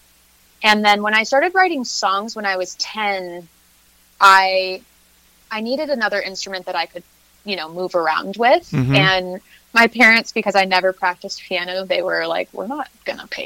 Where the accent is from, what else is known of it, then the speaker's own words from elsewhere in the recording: Ben Lomond, California, United States; moved away as an adult; now in Austin, United States; I grew up in the Santa Cruz County, in Ben Lomond, the little mountain town in the Redwoods.